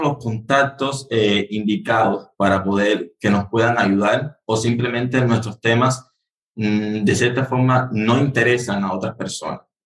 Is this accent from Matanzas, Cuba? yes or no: no; Havana, Cuba; yo nací aquí en La Habana, soy originario aquí de la capital.